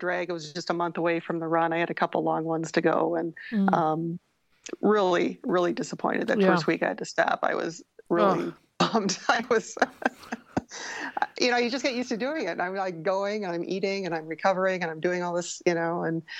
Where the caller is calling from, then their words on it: Madison, Wisconsin, United States; I'm calling from Madison, Wisconsin.